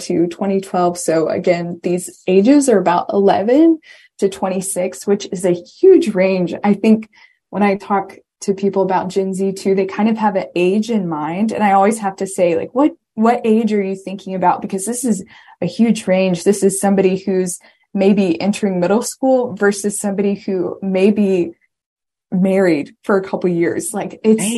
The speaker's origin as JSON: {"language": "English", "region": "Virginia", "country": "United States", "also_born_or_lived": "Washington, District of Columbia, United States", "said": "I am from Virginia"}